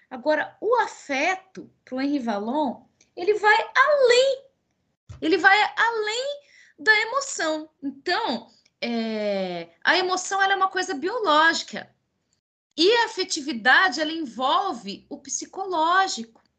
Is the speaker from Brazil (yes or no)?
yes; Paraná, Brazil; sou paranaense. Mas a minha mãe é mineira.